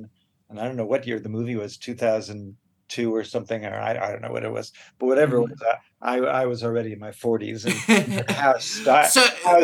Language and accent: English; New York City, New York, United States; I grew up in New York City